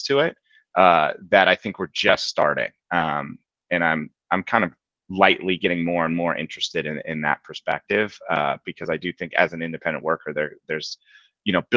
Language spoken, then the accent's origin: English; Palo Alto, California, United States; moved away as an adult; now in Boston, United States; I grew up in Palo Alto as a basketball player